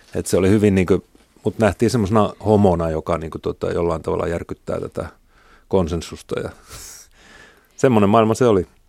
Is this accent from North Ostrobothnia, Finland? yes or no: yes; Oulu, North Ostrobothnia, Finland; moved away; mä tulin Oulusta ja se nyt oli semmoinen pieni kaupunki